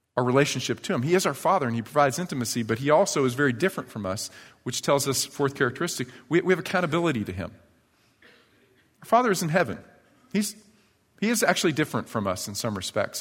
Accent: New York, United States; moved away; when I was a kid, I was probably third or fourth grade growing up in New York

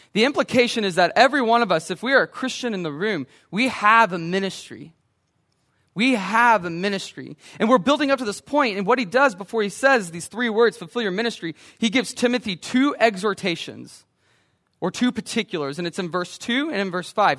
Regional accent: Brenham, Texas, United States; when I grew up in Brenham

